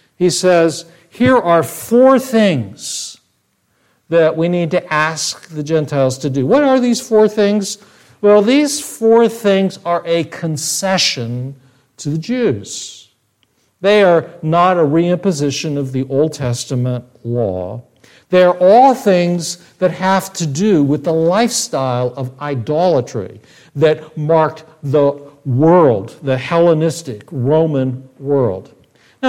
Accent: United States; I speak to you as an American

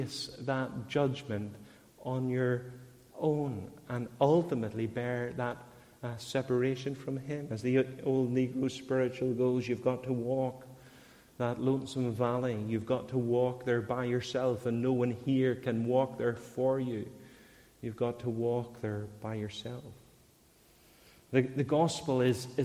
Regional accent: Northern Ireland, United Kingdom; I was born in Northern Ireland, because I infrequently attended a Christian church, that I was a Christian.

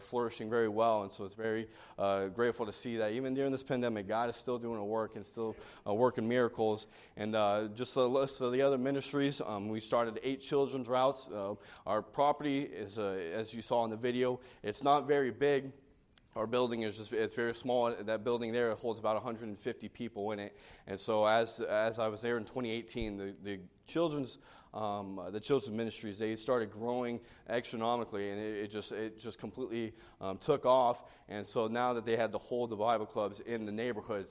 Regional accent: California, United States; moved away as an adult; also born or lived in Dundalk, Maryland; I grew up and I was born and raised in California.

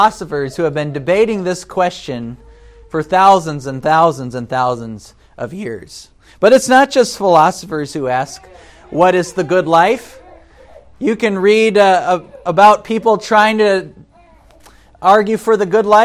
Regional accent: United States; as an American

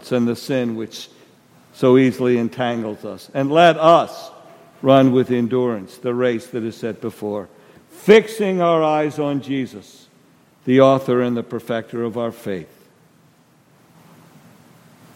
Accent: New Jersey, United States; moved away; I'm from New Jersey.

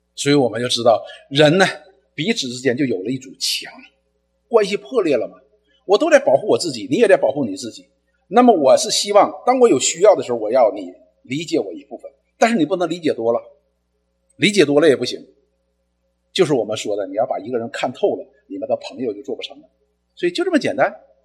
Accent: China; 我们中国人

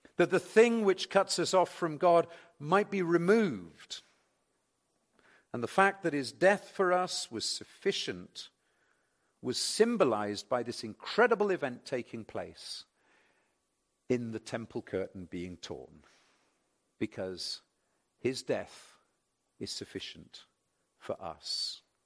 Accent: England, United Kingdom; also born or lived in Reading; I'm English

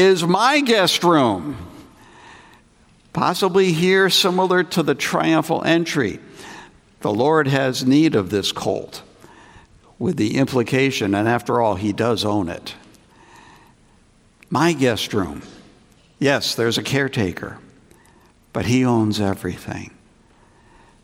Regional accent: New England, United States; moved away as an adult; also born or lived in Greenville, South Carolina; I grew up in New England, and I felt God calling to serve as a pastor back in New England.

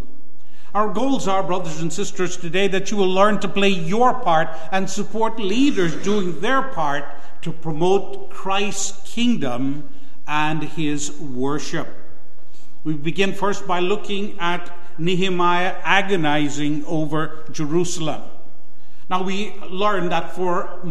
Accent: Guyana; moved away; my home country, Guyana

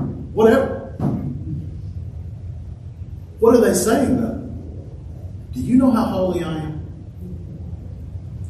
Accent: United States; I'm as American as the next guy. I love our country

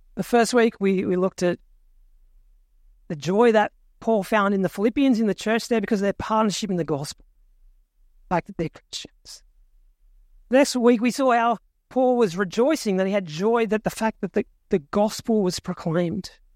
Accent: Australia; I was born in Australia, which makes me a citizen

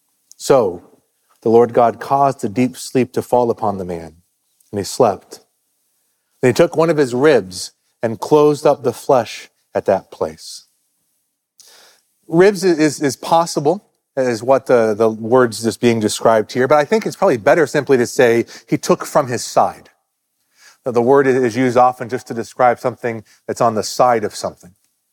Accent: West Virginia, United States; moved away; I grew up in West Virginia.

